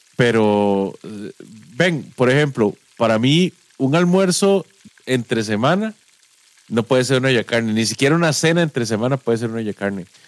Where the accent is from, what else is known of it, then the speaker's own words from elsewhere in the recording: Guápiles, Limón, Costa Rica; moved away as an adult; also born or lived in San José / Heredia; Yo crecí en Guapiles y, digamos, me, vine a estudiar a San José, pero rápido me fui para Heredia